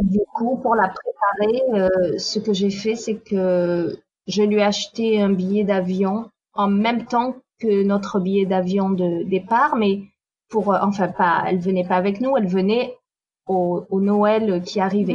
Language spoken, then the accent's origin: French; Nîmes, Occitania, France; moved away as an adult; also born or lived in Paris; now in Manhattan Beach, United States; je suis née à Nîmes, donc dans le sud. À 19 ans, je suis partie vivre à Paris